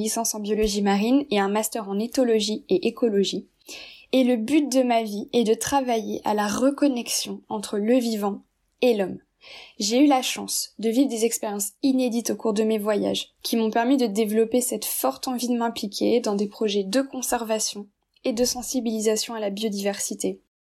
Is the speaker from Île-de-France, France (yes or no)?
no; Brittany, France; J'ai grandi en Bretagne